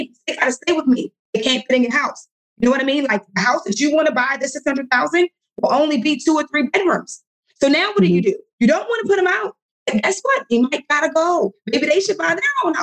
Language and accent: English; Baltimore, Maryland, United States; I'm from Baltimore